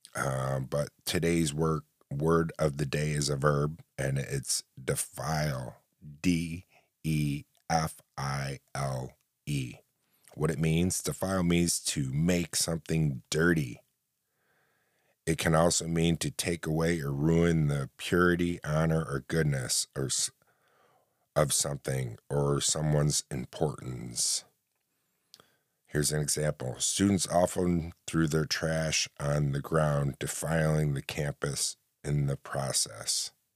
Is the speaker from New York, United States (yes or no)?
yes; upstate New York, central New York, United States; Because I live in central New York, upstate New York